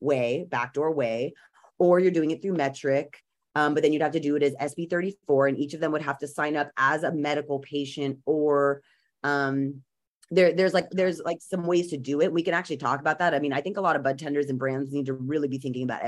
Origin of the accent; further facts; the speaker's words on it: California, United States; as a Californian who really has been around, I mean, I was in sixth grade when Prop 215 passed